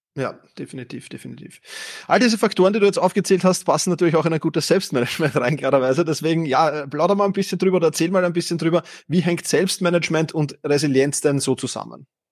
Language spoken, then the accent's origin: German; Vienna, Austria; Wir sind beide aus Wien, wie man wahrscheinlich hört